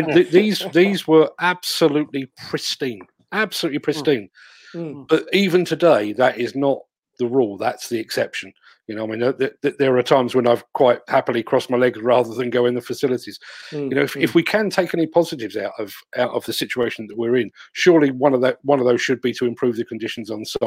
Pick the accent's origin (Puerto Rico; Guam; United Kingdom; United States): United Kingdom; England; I'm a Brit